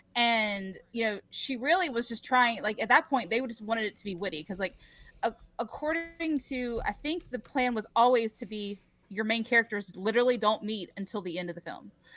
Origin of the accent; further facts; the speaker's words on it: Rock Hill, South Carolina, United States; the theater in my hometown. I'm from, uh, Rock Hill, South Carolina